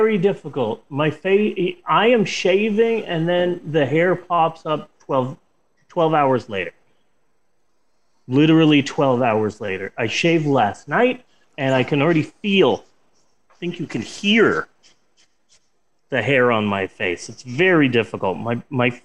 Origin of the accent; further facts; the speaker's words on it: Oklahoma, Midwest, United States; as a Midwesterner, as someone who lives in Oklahoma